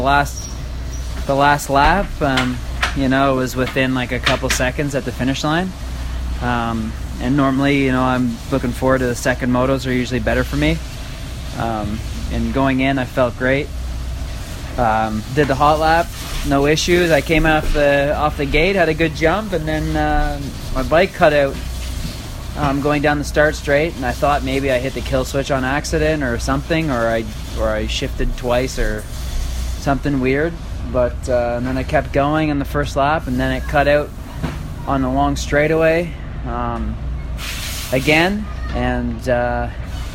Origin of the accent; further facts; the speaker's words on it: East Coast, United States; I'm from the East Coast